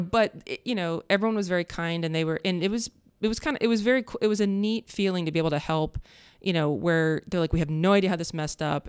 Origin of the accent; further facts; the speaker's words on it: Columbus, Ohio, United States; also born or lived in Upper Arlington, Ohio / Worthington, Ohio; growing up in Columbus